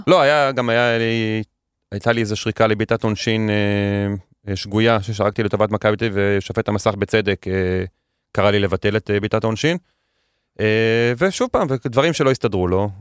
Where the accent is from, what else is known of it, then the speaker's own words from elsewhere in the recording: Netanya, Central District, Israel; גדלתי בנתניה